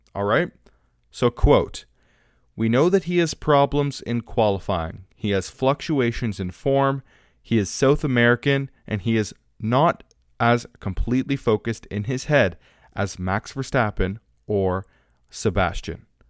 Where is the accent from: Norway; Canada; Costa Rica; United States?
Canada; I'm Canadian